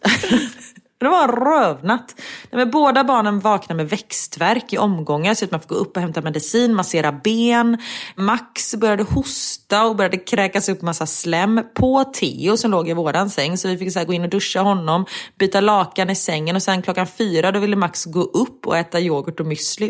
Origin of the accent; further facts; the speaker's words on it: Sweden; moved away; om jag hade varit hemma i Sverige